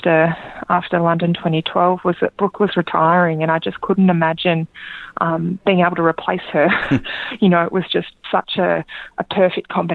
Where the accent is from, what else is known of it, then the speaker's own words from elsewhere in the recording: Australia; being an Australian Olympian